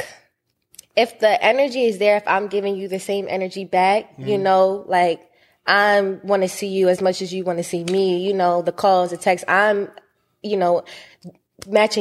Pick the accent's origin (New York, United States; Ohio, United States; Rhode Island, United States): New York, United States; New York City; I'm from New York, so a lot of kids, like, from Queens, too, we go to, like, you know, like, Catholic schools. So I did go to a Catholic school growing up